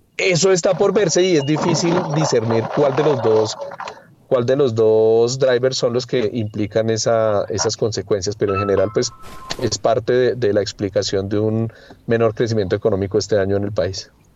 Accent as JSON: {"language": "Spanish", "country": "Colombia"}